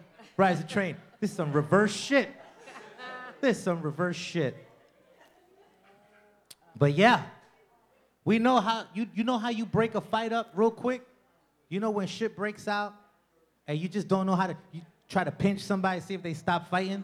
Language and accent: English; New York City, New York, United States; I'm Latino from the Bronx.